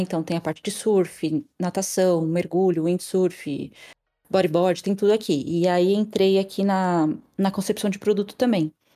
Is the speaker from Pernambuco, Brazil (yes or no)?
no; Florianópolis, Santa Catarina, Brazil; moved away as an adult; also born or lived in São Paulo; now in France; eu sou de São Paulo, mas eu fui criada em Floripa, com uns 13 anos eu fui para Floripa